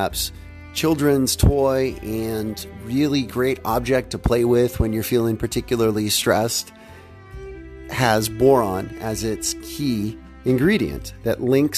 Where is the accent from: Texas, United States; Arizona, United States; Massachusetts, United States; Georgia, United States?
Texas, United States; Houston; growing up in Houston, Texas